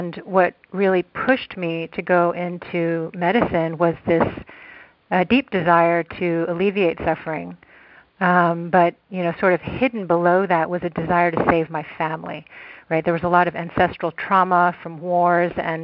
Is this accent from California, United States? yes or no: no; Texas, United States; Where I grew up in Texas